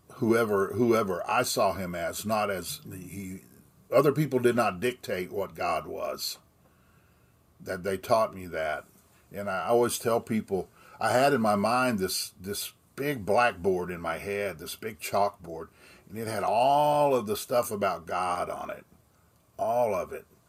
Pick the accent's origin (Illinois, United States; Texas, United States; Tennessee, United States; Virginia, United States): Texas, United States; Austin; I was born in Austin, Texas, and I still reside just outside of town in that area